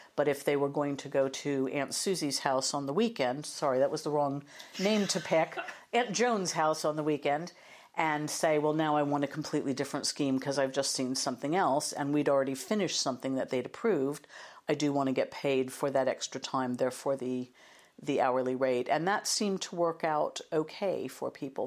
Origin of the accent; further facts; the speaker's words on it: United States; accent: American; now in United Kingdom; started out in media in the U S, as you'll probably hear from my accent